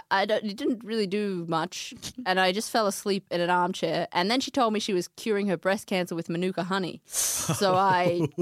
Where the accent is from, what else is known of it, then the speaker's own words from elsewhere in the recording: Queensland, Australia; I grew up in Queensland.